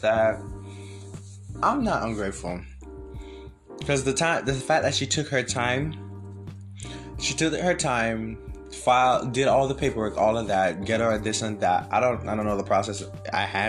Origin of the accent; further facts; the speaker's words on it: Jamaica; now in United States; I'm from Jamaica. I wasn't born here. I came here in 2018.